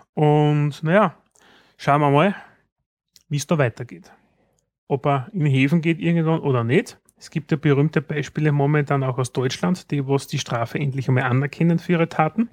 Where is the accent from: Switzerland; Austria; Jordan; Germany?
Austria